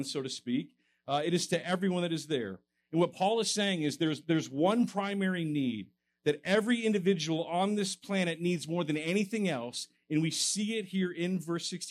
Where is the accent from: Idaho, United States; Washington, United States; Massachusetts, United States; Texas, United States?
Texas, United States; moved away as an adult; now in Fresno, United States; I'm originally a Texan, so I'm an import